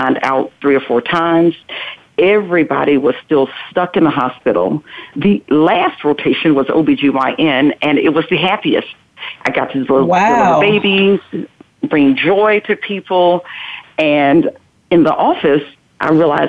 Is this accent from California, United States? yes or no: no; North Carolina, United States; I am originally from North Carolina